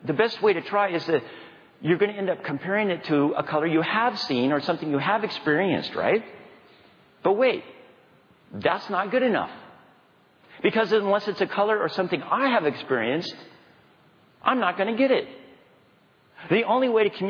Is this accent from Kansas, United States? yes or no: yes; Dodge City, Kansas, United States; moved away; I'm from Kansas